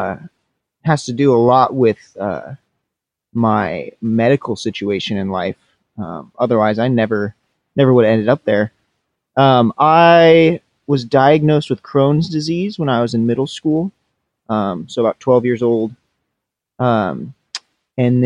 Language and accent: English; Washington, United States; I born and raised in Washington